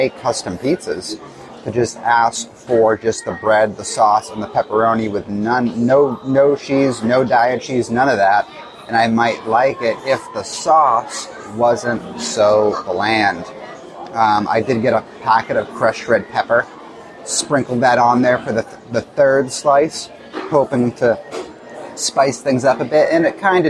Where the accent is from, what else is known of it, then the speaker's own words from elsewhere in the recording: Massachusetts, United States; I come from Massachusetts. I've lived lots of other places in the country